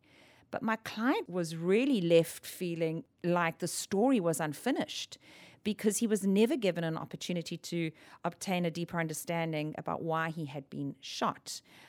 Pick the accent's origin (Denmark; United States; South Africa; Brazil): South Africa; I'm from South Africa, born and raised.